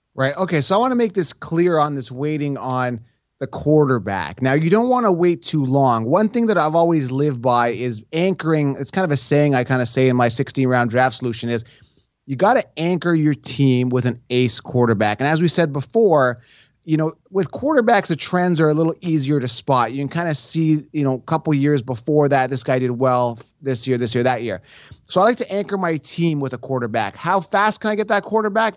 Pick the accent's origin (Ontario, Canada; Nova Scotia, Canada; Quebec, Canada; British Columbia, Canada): Ontario, Canada; Toronto; also born or lived in Buffalo, New York; born and raised in the Toronto area